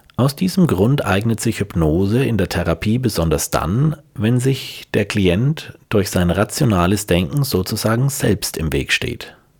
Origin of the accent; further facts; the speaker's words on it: Franconia, Bavaria, Germany; ich als Franke